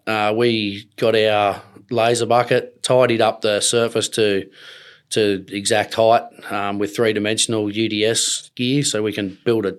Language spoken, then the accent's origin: English; Gunnedah, New South Wales, Australia; now in Queensland, Australia; I'm from Gunnedah, New South Wales originally. My family's got cattle and broadacre grain crop country there.